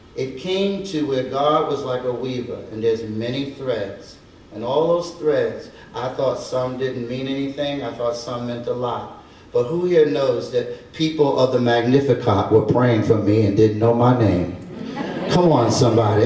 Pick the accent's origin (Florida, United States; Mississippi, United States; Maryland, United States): Maryland, United States; Baltimore; born or raised there; moved away as an adult; also born or lived in New Orleans